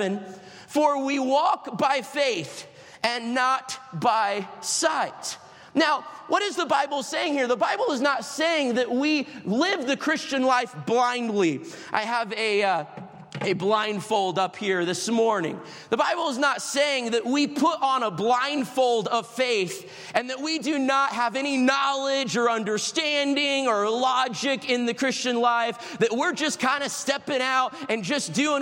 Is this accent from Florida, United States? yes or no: yes; Florida, United States; I'm from Florida. I'm not used to the winter of Michigan in March